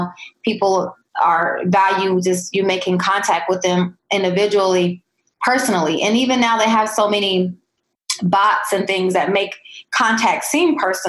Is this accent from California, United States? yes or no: no; Columbus, Ohio, United States; I'm from Columbus